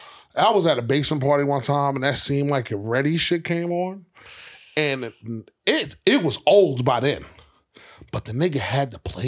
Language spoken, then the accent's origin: English; New York City, New York, United States; where I grew up in Queens, it was definitely rappers that was pulling up to the high schools.